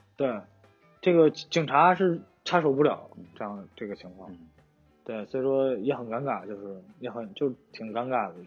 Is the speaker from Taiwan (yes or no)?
no; China; now in Osaka, Japan; 然后我又是个中国人